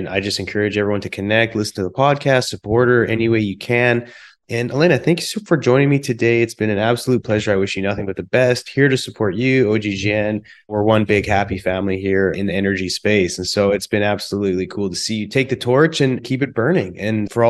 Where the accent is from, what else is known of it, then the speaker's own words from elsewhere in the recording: British Columbia, Canada; also born or lived in Calgary, Alberta; now in Houston, United States; from born in Calgary, raised in British Columbia